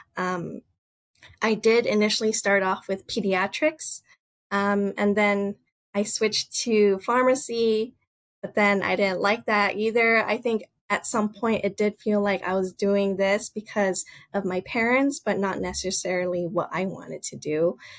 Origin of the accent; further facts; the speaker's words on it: Los Angeles, California, United States; also born or lived in Boston; I was born and raised in Los Angeles